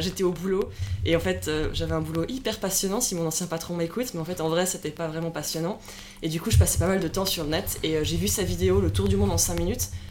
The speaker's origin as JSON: {"language": "French", "town": "Lausanne", "region": "Vaud", "country": "Switzerland", "tie": "born or raised there", "also_born_or_lived": "Zurich", "moved": "as an adult", "said": "On vient de Suisse, alors moi j'ai 31 ans, j'ai grandi dans la région de Lausanne, donc euh, au bord du lac Léman"}